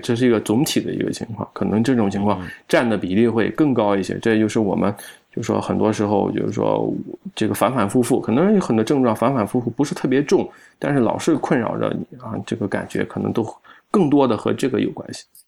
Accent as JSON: {"language": "Chinese", "region": "Shandong", "country": "China", "said": "我们山东人吃的，这个平均来说，比起其他那个省份来说是比较高的"}